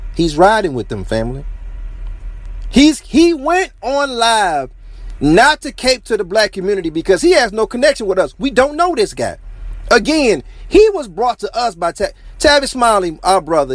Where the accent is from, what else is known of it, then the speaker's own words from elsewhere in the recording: Detroit, Michigan, United States; I'm from Detroit